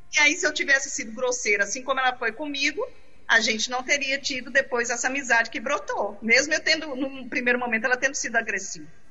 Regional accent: Brazil; eu tenho orgulho de ser, de ser brasileira. Não nasci no Nordeste, mas minhas raízes são nordestinas

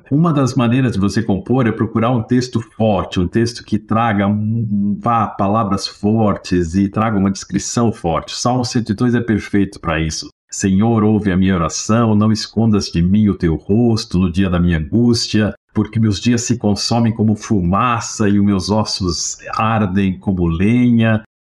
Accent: Chile; Portuguese is a second language; now in Brazil; chilenos chegaram no Brasil, na 75, 76, com a minha família, e começo a estudar, como todo mundo aqui, aprendi o português mais ou menos decente, pelo menos meu sotaque não aparece tanto

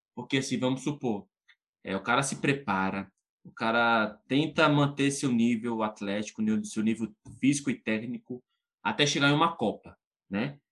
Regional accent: Brazil; eu sou brasileiro

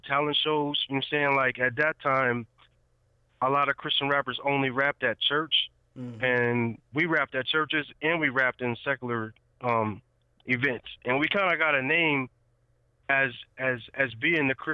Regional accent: Rochester, New York, United States; now in Nashville, United States; I'm from, you know what I'm saying, Rochester, New York

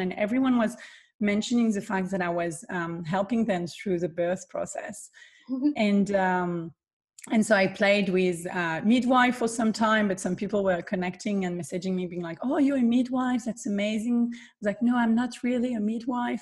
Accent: southern France, France; I am born and raised in the south of France

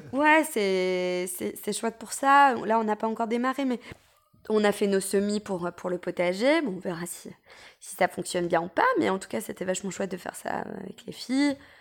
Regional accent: France; quand on est français

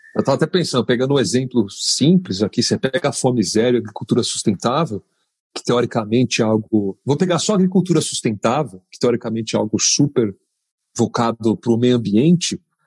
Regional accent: São Paulo, Brazil; eu sou paulistano, nascido e criado aqui

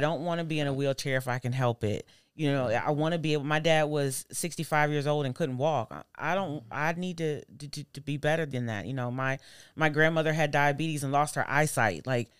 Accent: Nashville, Tennessee, United States; born there; I was born in Nashville.

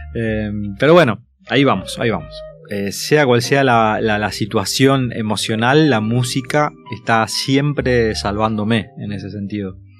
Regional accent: Santo Tomé, Corrientes, Argentina; moved away as an adult; now in Buenos Aires, Argentina; la casa de mi abuelo, ¿no? Y, y estaba él que me hablaba en portugués

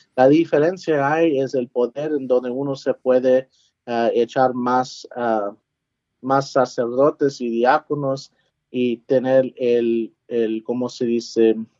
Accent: San Antonio, Texas, United States; moved away as an adult; also born or lived in Converse, Texas / Washington, D.C.; now in Fort Worth, United States; me nací en San Antonio

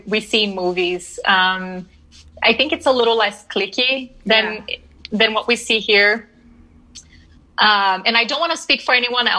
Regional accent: Brasília, Federal District, Brazil; also born or lived in New Orleans, United States / Pennsylvania, United States; now in Denver, United States; I did. Yeah. So I am from Brasilia

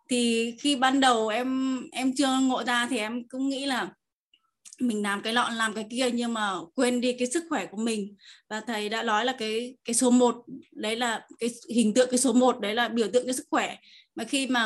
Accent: Tuyên Quang, Vietnam; em đến từ Tuyên Quang Năm nay em 20 tuổi.

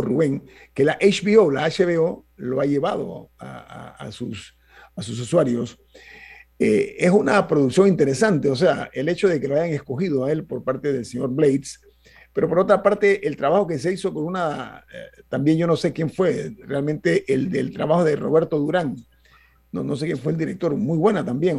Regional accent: Panama; yo soy de Panamá

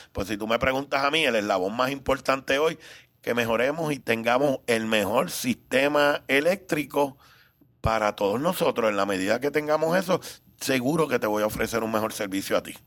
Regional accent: Puerto Rico; also born or lived in Cuba; un cubano que llegué de tres años, así que soy más puertorriqueño.

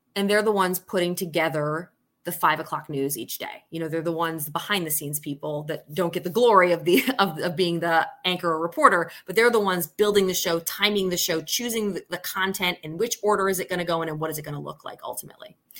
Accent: Syracuse, New York, United States; also born or lived in Solvay, New York / London / Maine; was born in Syracuse, New York

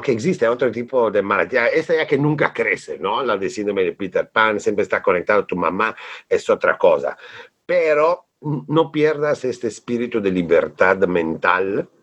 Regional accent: Bolzano, Trentino-Alto Adige, Italy; Spanish is a second language; now in Mexico; yo nací en Italia, en un pueblo de las montañas del norte que se llama Bolzano

